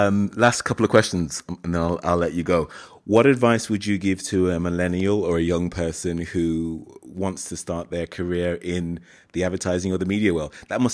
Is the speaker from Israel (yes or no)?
no; Birmingham, West Midlands, United Kingdom; I'm from Birmingham, right?